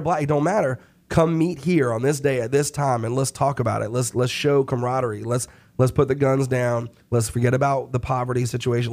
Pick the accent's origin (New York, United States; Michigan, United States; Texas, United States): New York, United States; now in Charlotte, United States; I'm from New York